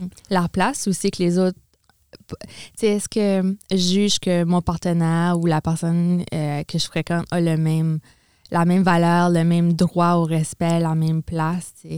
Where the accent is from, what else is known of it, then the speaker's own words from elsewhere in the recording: Edmundston, New Brunswick, Canada; moved away as an adult; also born or lived in Quebec; now in Moncton, Canada; je suis originaire d'Edmundston, au Nouveau-Brunswick, donc du nord du Nouveau-Brunswick.